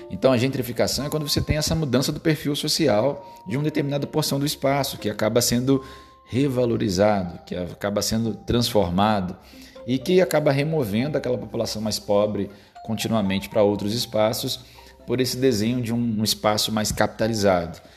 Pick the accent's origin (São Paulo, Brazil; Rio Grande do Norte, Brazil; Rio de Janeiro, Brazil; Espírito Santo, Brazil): Rio de Janeiro, Brazil; Eu sou do estado do Rio de Janeiro, e aqui no estado do Rio de Janeiro nós temos a cidade do Rio de Janeiro